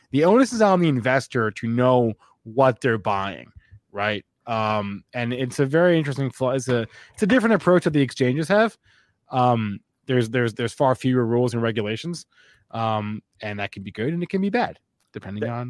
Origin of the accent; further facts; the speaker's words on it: Long Island, New York, United States; I'm from the area. My my my dad's from uh, uh the area. I've got family in both counties.